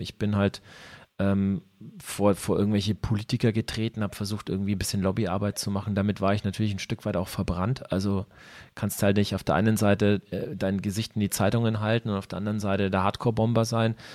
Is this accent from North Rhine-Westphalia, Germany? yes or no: no; Ansbach, Bavaria, Germany; also born or lived in Nuremberg; now in Nuremberg area, Germany; nachdem ich Ansbach verlassen habe, dann irgendwann in den Großraum Nürnberg verschlagen